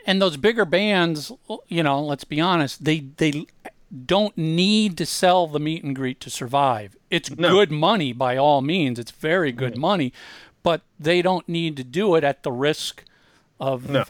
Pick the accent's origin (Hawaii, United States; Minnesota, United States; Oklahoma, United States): Minnesota, United States; Minneapolis; growing up in Minneapolis